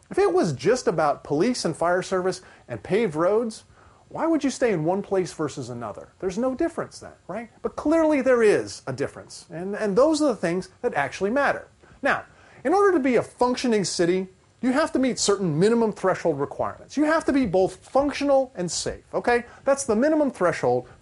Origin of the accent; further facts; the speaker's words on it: Ohio, United States; moved away as an adult; now in Florida, United States; I grew up in Ohio, and I came down here to Florida about 20 years ago